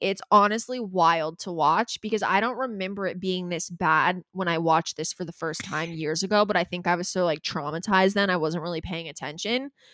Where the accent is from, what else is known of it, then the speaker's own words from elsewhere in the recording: Calabasas, California, United States; We're both from Calabasas